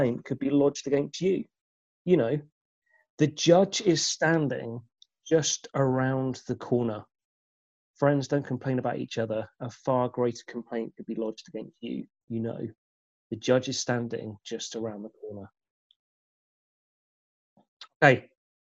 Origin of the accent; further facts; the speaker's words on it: United Kingdom; who we are as British